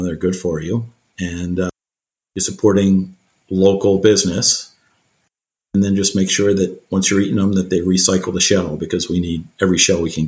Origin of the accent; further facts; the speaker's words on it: outside Philadelphia, Pennsylvania, United States; now in Annapolis, United States; I grew up outside Philadelphia